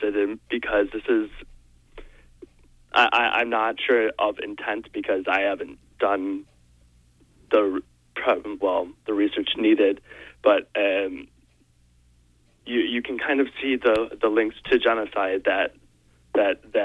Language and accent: English; United States; as an American people